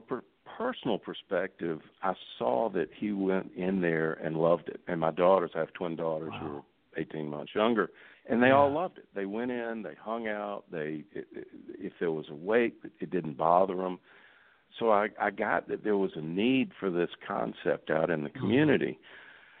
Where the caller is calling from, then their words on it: Atlanta, Georgia, United States; I am in Atlanta, Georgia.